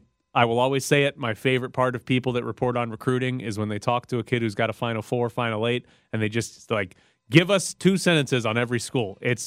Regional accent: Illinois, United States; I was born in Illinois, but Southern California is my second home.

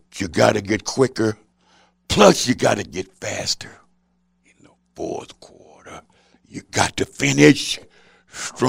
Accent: Houston, Texas, United States; I'm a Texan

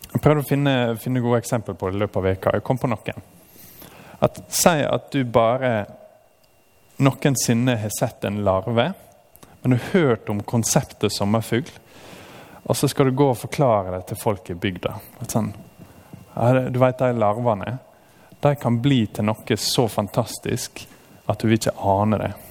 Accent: Norway; som nordmenn

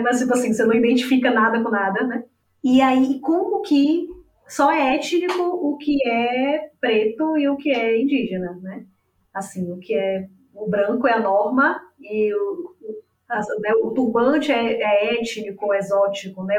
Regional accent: Bahia, Brazil; now in Salvador, Brazil; eu estou falando de Salvador, né? Eu sou baiana, santanapolitana

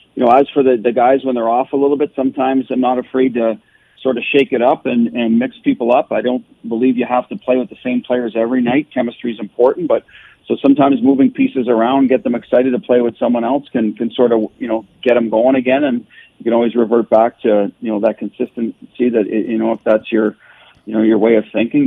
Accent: Canada; now in Boston, United States; I'm a Canadian

